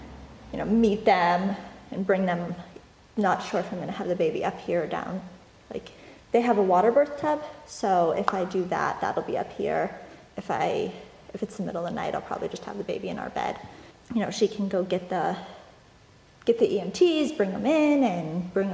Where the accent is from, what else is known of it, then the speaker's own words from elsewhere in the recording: Massachusetts, United States; moved away; I was born in Massachusetts